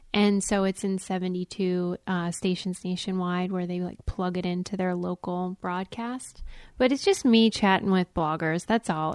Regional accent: Pittsburgh, Pennsylvania, United States; I was raised in Pittsburgh

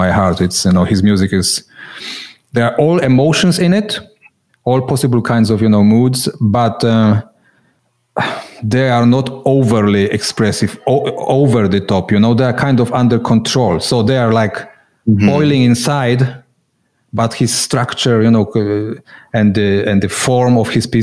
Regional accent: Poland; moved away as an adult; now in Switzerland; I remember those times, communist Poland, you know. I come originally from Poland, now living in Switzerland

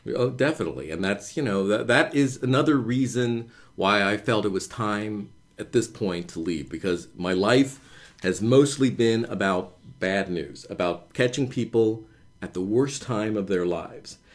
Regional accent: Cincinnati, Ohio, United States; moved away as an adult; also born or lived in Chicago; I grew up in Cincinnati

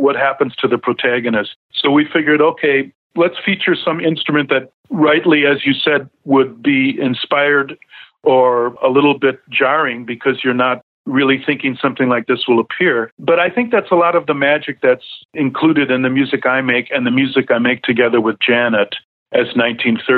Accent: Racine, Wisconsin, United States; also born or lived in Milwaukee, Wisconsin; my hometown of Racine, Wisconsin

